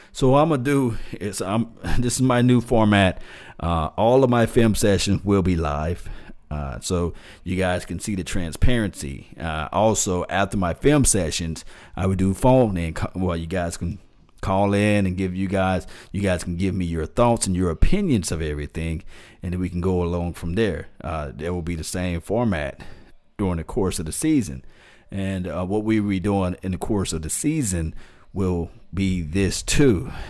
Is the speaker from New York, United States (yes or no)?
no; Mississippi, United States; I'm from Mississippi